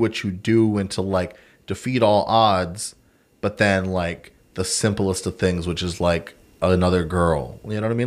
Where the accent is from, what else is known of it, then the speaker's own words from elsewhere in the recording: Texas, United States; I'm American, Texan.